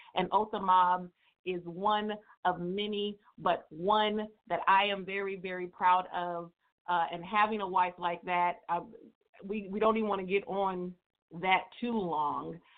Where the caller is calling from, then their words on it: Dixon, California, United States; also born or lived in Atlanta, Georgia; I'm calling from Dixon, California by way of Atlanta, Georgia